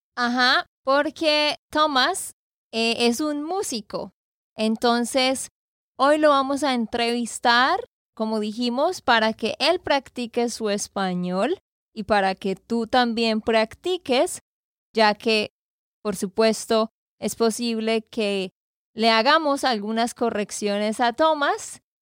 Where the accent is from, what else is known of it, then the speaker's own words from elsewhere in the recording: Santander, Colombia; now in Nashville, United States; de Santander, Colombia